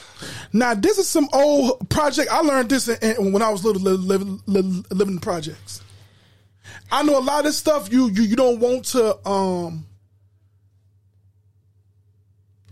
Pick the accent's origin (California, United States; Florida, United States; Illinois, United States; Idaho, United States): Illinois, United States; Chicago; we grew up in Chicago here